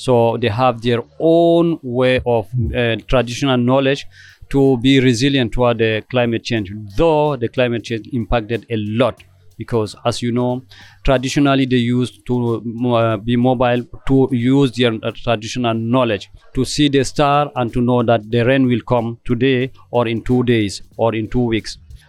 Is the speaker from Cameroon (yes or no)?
yes; Cameroon; from Cameroon.